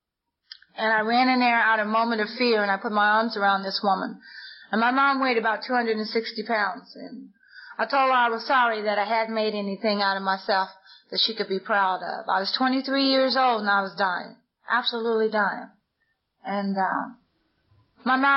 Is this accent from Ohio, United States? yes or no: yes; Lima, Ohio, United States; in my hometown, and I'm from Lima, Ohio.